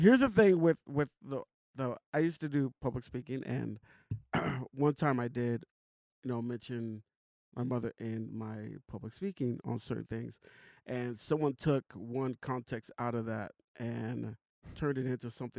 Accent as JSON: {"language": "English", "region": "the South", "country": "United States", "tie": "born or raised there", "said": "I grew up in the South"}